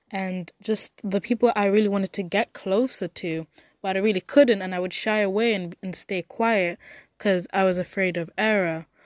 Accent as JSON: {"language": "English", "country": "United Kingdom", "accent": "Mancunian", "said": "My accent is it's a complex issue. That I sound too Mancunian sometimes, too Londoner sometimes, if that's a word I think"}